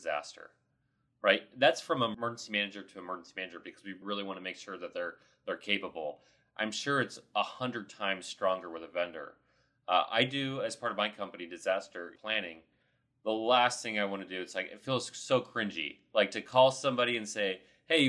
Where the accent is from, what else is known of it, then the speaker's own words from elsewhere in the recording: Ohio, United States; I'm from Ohio